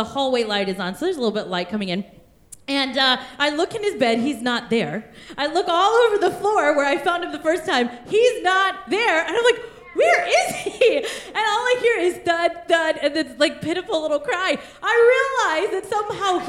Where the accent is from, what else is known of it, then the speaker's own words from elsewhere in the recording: Kansas, United States; also born or lived in India; now in Bellevue, United States; Kansas, we are the sunflower state